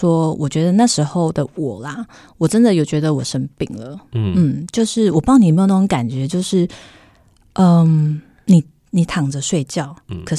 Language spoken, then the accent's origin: Chinese; Chiayi, Taiwan; now in Taipei, Taiwan; 那我是北漂上来，我以前是嘉我是嘉义人，我在台北一个亲戚都不认识